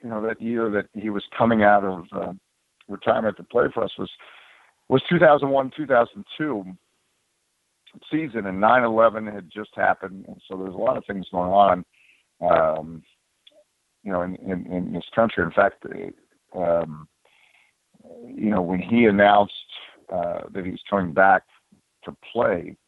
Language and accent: English; United States; as an American because you know, we live in a country